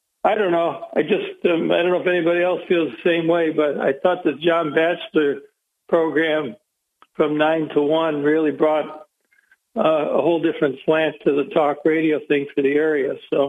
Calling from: Binghamton, New York, United States; Hey, this is … from Binghamton.

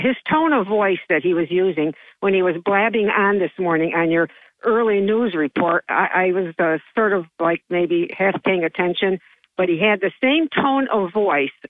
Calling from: Johnson City, New York, United States; uh, bright eyed and bushy tailed up since 5 o'clock, … from Johnson City.

